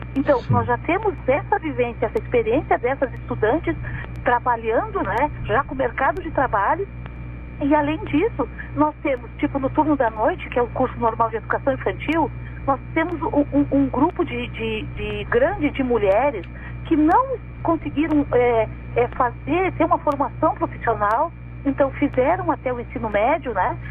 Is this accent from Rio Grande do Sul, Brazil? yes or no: yes; Santa Vitória do Palmar, Rio Grande do Sul, Brazil; eu sou de Santa Vitória e lá em Santa Vitória também se ouve a Rádio Pelotas